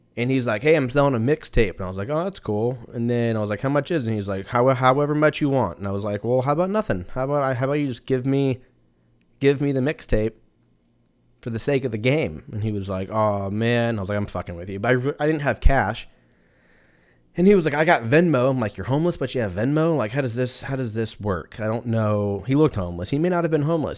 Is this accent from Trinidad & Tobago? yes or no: no; Southern California, United States; moved away as an adult; now in Texas, United States; I was born in Southern California